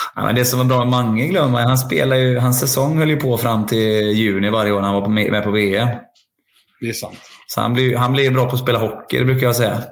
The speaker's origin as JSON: {"language": "Swedish", "town": "Linköping", "region": "Östergötland", "country": "Sweden", "tie": "born or raised there", "said": "jag är ju ändå liksom uppvuxen på, som ni är uppvuxna i, Cloetta, Stångebro och Saab Arena"}